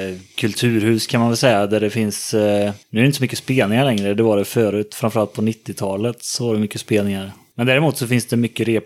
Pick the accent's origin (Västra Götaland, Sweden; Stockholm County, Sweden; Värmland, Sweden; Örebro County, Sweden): Västra Götaland, Sweden; Mariestad; Det är väl bara jag som har växt upp i Mariestad